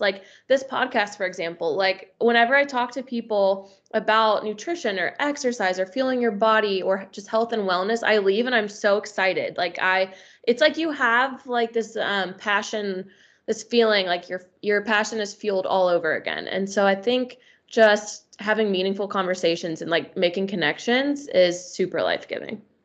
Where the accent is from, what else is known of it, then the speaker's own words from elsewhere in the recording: Northern Kentucky, United States; also born or lived in Louisville, Kentucky; now in Cincinnati, United States; I'm from Northern Kentucky